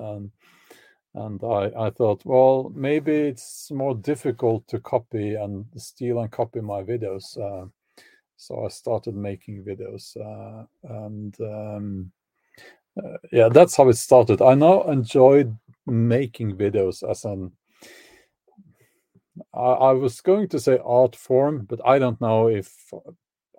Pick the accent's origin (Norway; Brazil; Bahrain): Norway; Oslo; I grew up actually in Oslo, the capital of Norway, but that was in the suburbs